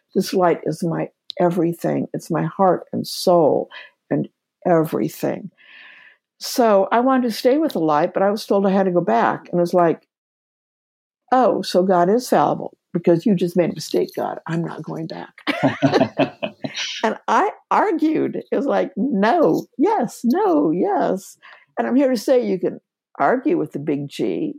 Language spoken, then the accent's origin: English; Kansas, United States; moved away as an adult; also born or lived in Seattle, Washington; by background, I'm from Kansas.